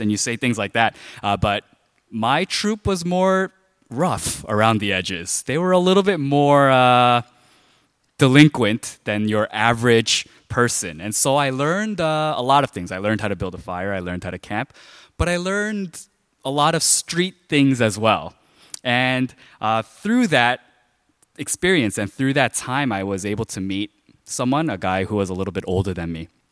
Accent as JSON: {"language": "English", "town": "New York City", "region": "New York", "country": "United States", "tie": "born or raised there", "said": "when I was growing up in Flushing, there were a lot of like gangs"}